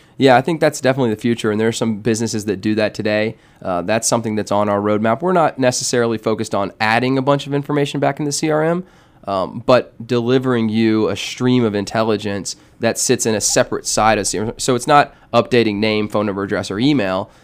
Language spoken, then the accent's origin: English; Atlanta, Georgia, United States; I'm actually from Atlanta here, grew up in, in town, went to Georgia Tech